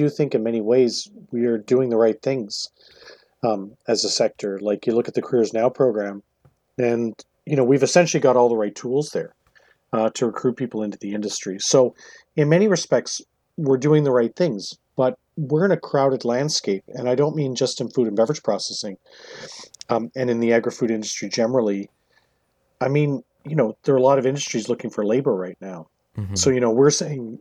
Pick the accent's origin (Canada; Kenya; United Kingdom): Canada; Newfoundland and Labrador; moved away; I grew up in Newfoundland, spent my summers in Nova Scotia